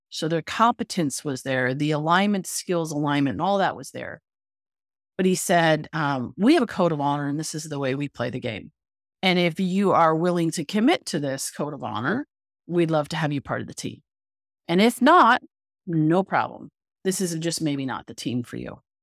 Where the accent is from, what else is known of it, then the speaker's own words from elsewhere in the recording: Canada; moved away; I'm originally from Canada, so I was in Canada.